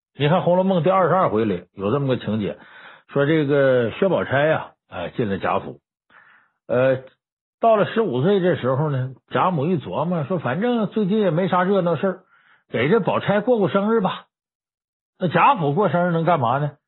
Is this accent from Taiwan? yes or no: no; Northeast China, China; 我作为东北人，我从小在东北长大